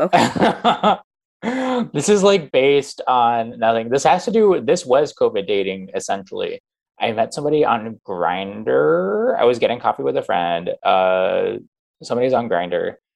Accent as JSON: {"language": "English", "town": "Phoenix", "region": "Arizona", "country": "United States", "moved": "yes", "lives_now": "New York, United States", "said": "I'm from Phoenix"}